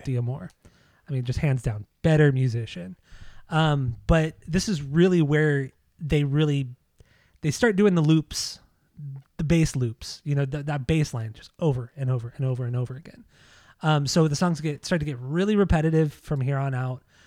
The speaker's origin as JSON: {"language": "English", "region": "Southern California", "country": "United States", "tie": "born or raised there", "said": "growing up in Southern California, listening to K-Rock"}